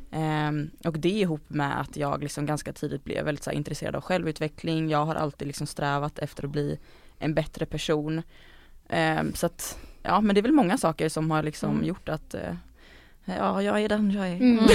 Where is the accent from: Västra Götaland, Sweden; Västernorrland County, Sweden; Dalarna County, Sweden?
Västra Götaland, Sweden; Gothenburg; moved away as an adult; now in Stockholm, Sweden; jag kommer ju från Göteborg, eller en, rättare sagt en liten förort utanför Göteborg